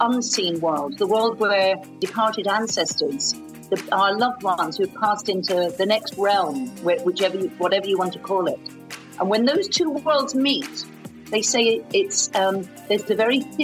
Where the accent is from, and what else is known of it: Ireland; now in San Francisco, United States